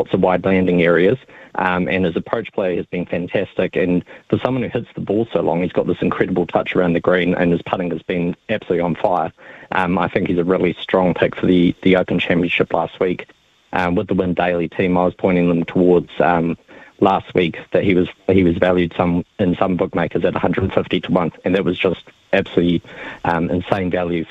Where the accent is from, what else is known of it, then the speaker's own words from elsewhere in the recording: Dubai, United Arab Emirates; moved away; I grew up in Dubai